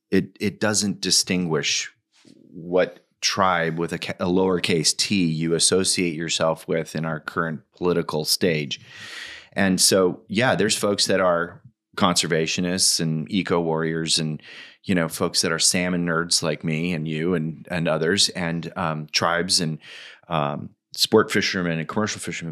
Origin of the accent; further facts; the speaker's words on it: Washington, United States; in my home state of Washington, where I currently live